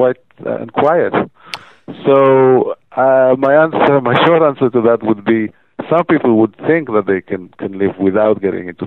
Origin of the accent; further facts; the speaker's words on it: Tel Aviv, Tel Aviv District, Israel; I'm from Tel Aviv